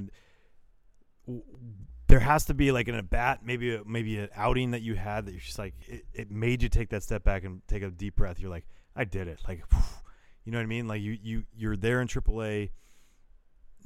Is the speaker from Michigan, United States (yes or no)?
no; Northern California, United States; I'm from Northern California.